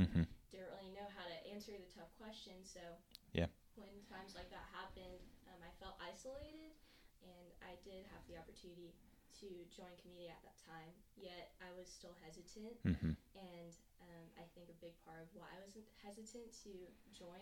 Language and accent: English; Dallas, Texas, United States; now in Fort Worth, United States; I'm from Dallas, Texas